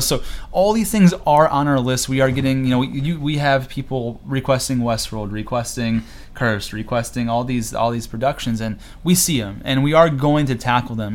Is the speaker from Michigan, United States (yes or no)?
no; Cortland, New York, United States; I'm from Cortland, New York, a little small town about 30 minutes south of Syracuse